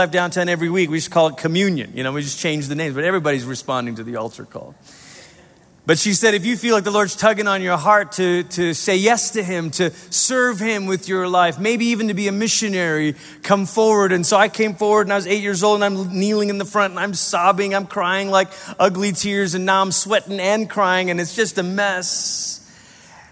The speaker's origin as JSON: {"language": "English", "country": "Malaysia", "tie": "born or raised there", "moved": "yes", "lives_now": "United States", "said": "I was growing up in Malaysia. I was 8 years old"}